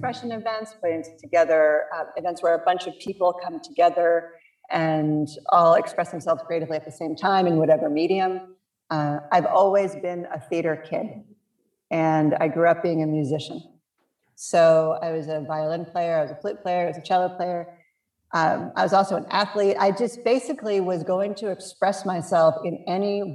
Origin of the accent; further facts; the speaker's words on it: Piscataway, New Jersey, United States; I grew up in New Jersey. I grew up in Piscataway